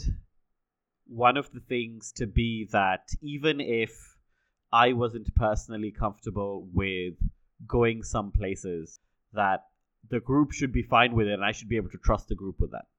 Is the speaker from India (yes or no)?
yes; Hyderabad, Telangana, India; I'm from Hyderabad